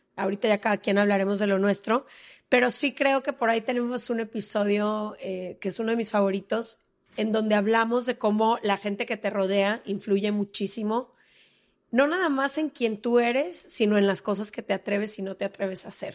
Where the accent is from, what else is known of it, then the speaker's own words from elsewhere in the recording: Guadalajara, Jalisco, Mexico; moved away as an adult; also born or lived in Mexico City; Yo soy de Guadalajara, ¿no? Ahí crecí toda la vida